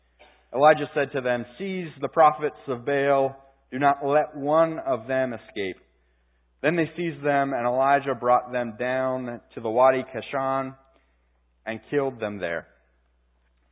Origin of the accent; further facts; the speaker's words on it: Pittsburgh, Pennsylvania, United States; my hometown, Pittsburgh Penguins